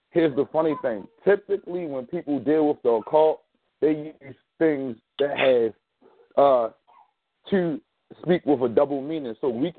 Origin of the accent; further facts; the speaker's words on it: Maryland, United States; I'm also from Maryland, so how you doing, Miss Rose?